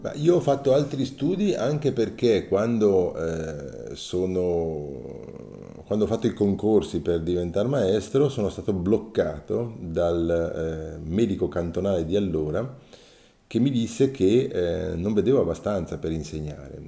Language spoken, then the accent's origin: Italian; Mendrisiotto, Ticino, Switzerland; sono nato nel 1961 nel Mendrisiotto, nel Mendrisiotto perché ho, ho girato in diversi comuni e poi alla fine del ginnasio